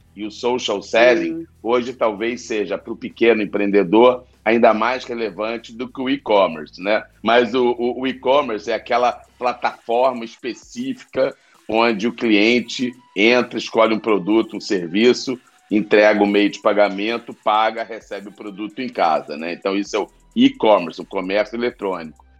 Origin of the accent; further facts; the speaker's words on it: Rio de Janeiro, Brazil; accent: carioca; eu sou carioca, é, deram para perceber pelo sotaque.